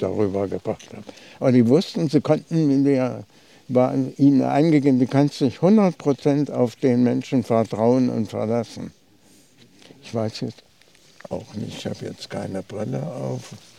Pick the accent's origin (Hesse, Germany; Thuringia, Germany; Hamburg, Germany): Thuringia, Germany; Uder; von Uda aus, meinem Heimatort